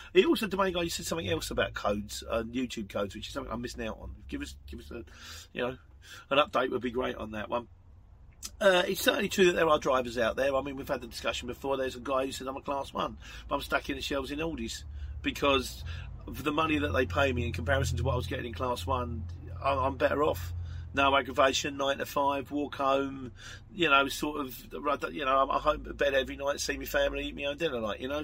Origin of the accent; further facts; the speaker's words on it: Luton, East of England, United Kingdom; I am from Luton